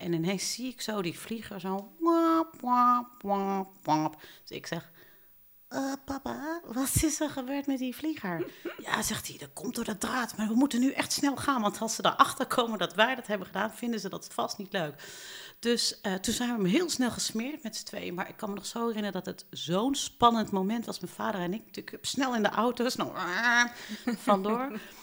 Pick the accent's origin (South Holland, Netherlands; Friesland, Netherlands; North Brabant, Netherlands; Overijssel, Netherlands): North Brabant, Netherlands; Eindhoven; Ik ben geboren in Eindhoven in het zuiden van Nederland. En ehm, ik heb daar een fijne eh, jeugd uh, doorgebracht.